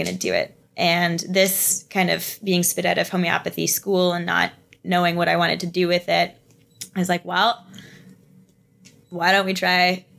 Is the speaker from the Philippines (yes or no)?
no; near London, Ontario, Canada; also born or lived in Toronto; I ended up moving back closer to my hometown. So I moved back to London area